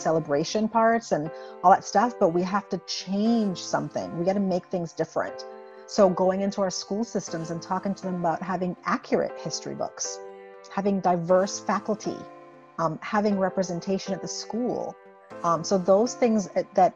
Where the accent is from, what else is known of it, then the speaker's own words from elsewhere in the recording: St. Croix, U.S. Virgin Islands; moved away as an adult; also born or lived in Buffalo, New York / Indiana; I was born and raised in the Caribbean, in the U.S. Virgin Islands. And so I come from a very small 84 square mile island named St. Croix